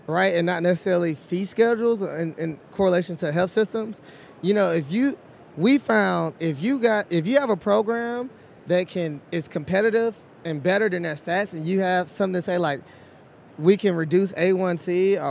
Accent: Texas, United States; I'm from Texas

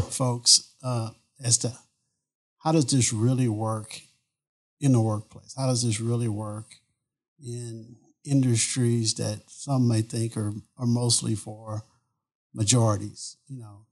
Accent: Beaumont, Texas, United States; moved away; I grew up in Southeast Texas. I'm from Beaumont, Texas.

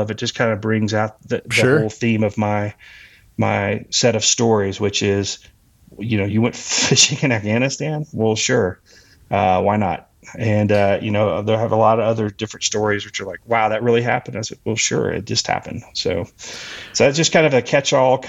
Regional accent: Texas, United States; moved away; also born or lived in Colorado; I moved to Colorado from Texas, where I'm originally from

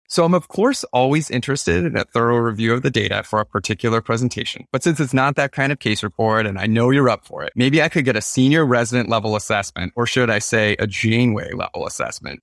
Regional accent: Maine, United States; moved away as an adult; now in Baltimore, United States; I was raised in the state of Maine.

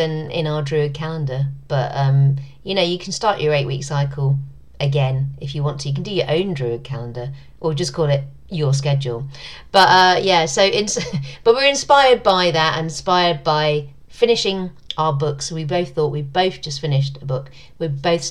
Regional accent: London, United Kingdom; my hometown

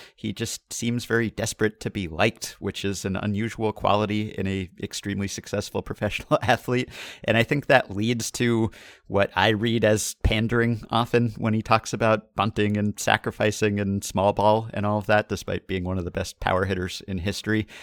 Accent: New York, United States; I grew up in New York

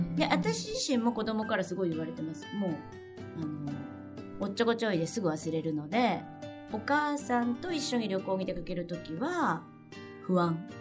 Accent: Kansai, Japan; うちはもう関西人なんで。私も主人も。

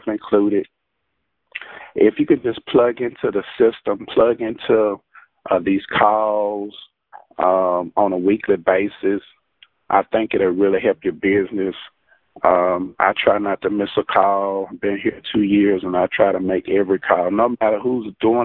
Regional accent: Jackson, Mississippi, United States; I am from Jackson, Mississippi.

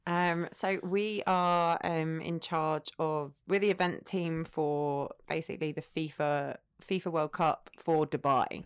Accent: Essex, East of England, United Kingdom; moved away as an adult; also born or lived in North London; now in United Arab Emirates; grew up in Essex, went to Essex University

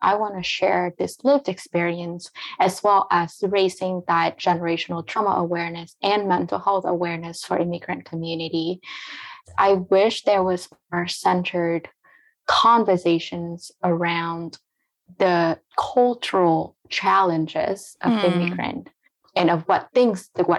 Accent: United States; English is a second language; But I felt myself being an American because this is where I grew up. This is part of my grow up journey.

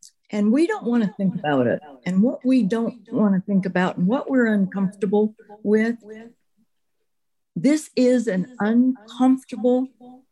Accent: United States; as Americans

